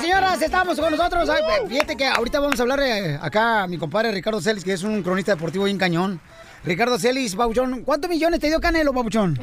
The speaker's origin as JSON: {"language": "Spanish", "town": "Ocotlán", "region": "Jalisco", "country": "Mexico", "moved": "yes", "lives_now": "United States", "said": "yo soy de Ocotlán, Jalisco, la ciudad más bonita del planeta"}